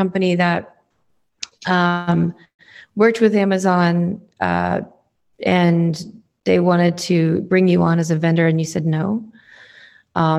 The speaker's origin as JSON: {"language": "English", "region": "New England", "country": "United States", "tie": "born or raised there", "moved": "yes", "lives_now": "Seattle, United States", "said": "I grew up in New England"}